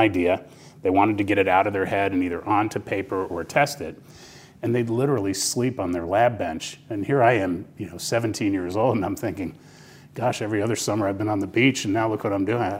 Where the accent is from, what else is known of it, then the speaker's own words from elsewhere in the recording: New Jersey, United States; Basking Ridge, New Jersey, my home state.